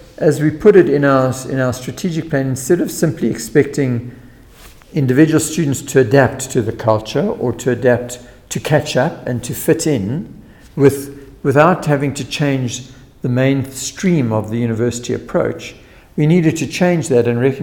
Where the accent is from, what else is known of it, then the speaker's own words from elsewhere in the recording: Western Cape, South Africa; I'm from Western Cape